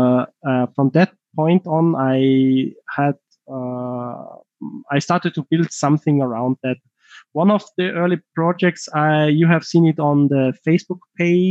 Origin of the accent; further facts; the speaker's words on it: Tyrol, Austria; accent: heavy Tyrolean; my heavy Tyrolean accent